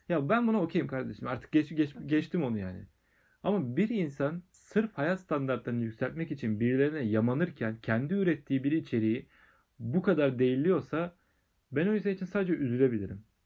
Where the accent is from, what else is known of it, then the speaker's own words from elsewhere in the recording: Aydınpınar, Turkey; benim köyümde Aydınpınar'da